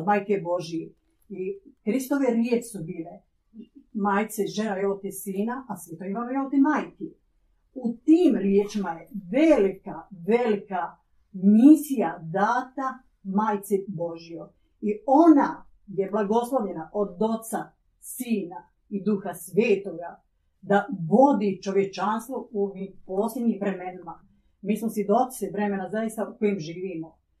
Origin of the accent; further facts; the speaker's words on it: Croatia; Ja, kao Hrvatica, sestra sa ovih prostora